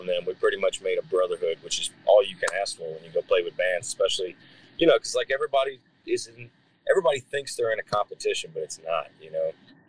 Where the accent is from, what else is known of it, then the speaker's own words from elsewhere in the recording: North Carolina, United States; moved away; I was born in Shelby County, which is I think it's right outside of Charlotte, I believe.